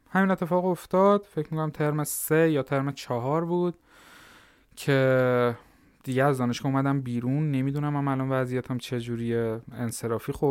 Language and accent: Persian; Lar, Fars, Iran; born there; همطور که خودتون هم گفتید متولد سال 76 توی استان فارس به دنیا اومدم حالا دقیق رو بخوام بگم شهرستان لار لارستان